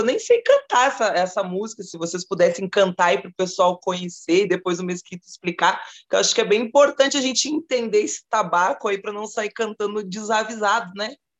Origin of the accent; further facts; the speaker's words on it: South Region, Brazil; aqui no sul, onde eu moro, onde eu nasci, né, no sul